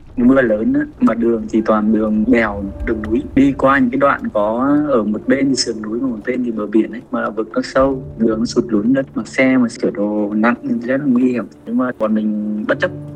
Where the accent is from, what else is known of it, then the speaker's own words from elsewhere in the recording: Vietnam; now in Japan; mình cũng là đồng bào việt nam mà dân tộc việt nam